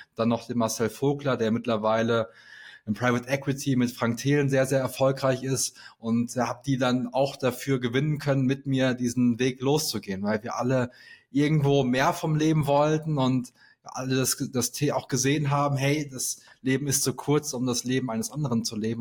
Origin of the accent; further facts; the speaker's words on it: Sauerland, North Rhine-Westphalia, Germany; moved away as an adult; also born or lived in Aachen; ich komme gebürtig aus dem Sauerland